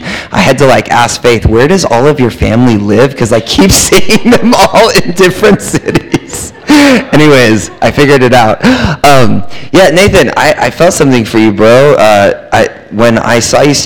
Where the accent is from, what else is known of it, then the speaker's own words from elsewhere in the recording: California, United States; accent: American; also born or lived in Texas; We're from California